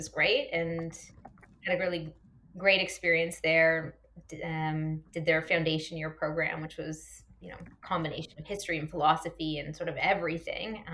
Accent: Toronto, Ontario, Canada; also born or lived in Halifax, Nova Scotia; I grew up here in Toronto

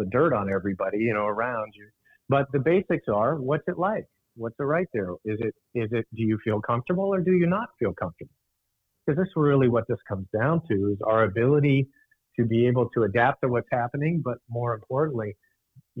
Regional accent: Alaska, United States; I grew up in Alaska

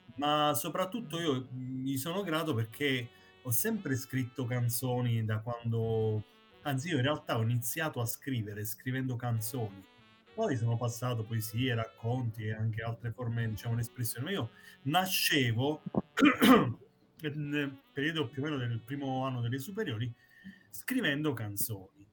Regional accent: Basilicata, Italy; rischiavo di lasciare la Basilicata

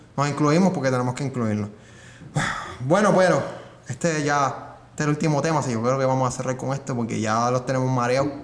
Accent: Puerto Rico; nosotros somos de Puerto Rico

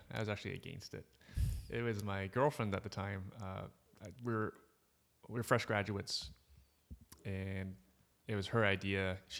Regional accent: Markham, Ontario, Canada; I grew up in Markham. I was still living with my parents.

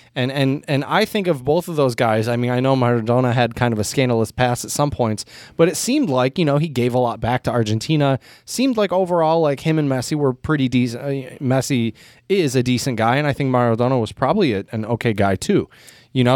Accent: United States; as an American

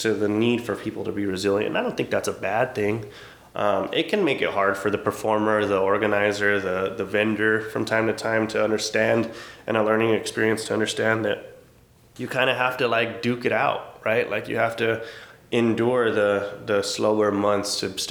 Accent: Albuquerque, New Mexico, United States; as I sit here in my hometown.

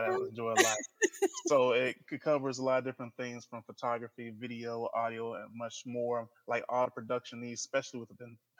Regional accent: Huntsville, Texas, United States; So I am originally from Huntsville, Texas, Sam Houston State University.

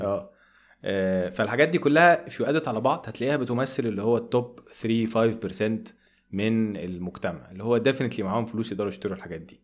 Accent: Egypt; أنا كمواطن مصري بسيط

